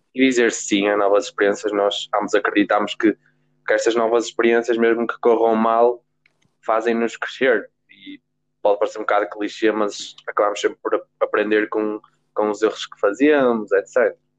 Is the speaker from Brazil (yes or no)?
no; Guimarães, Braga, Portugal; sou de Guimarães, tenho 17 anos